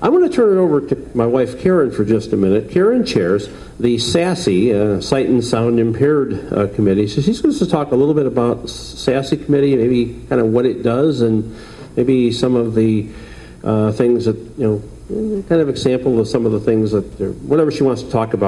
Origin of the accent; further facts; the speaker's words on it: Chicago, Illinois, United States; I'm from Chicago. So we're both from Chicago.